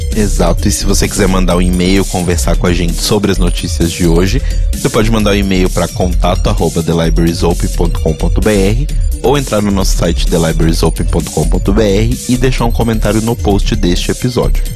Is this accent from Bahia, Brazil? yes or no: no; Belo Horizonte, Minas Gerais, Brazil; Belo Horizonte, cidade onde eu nasci.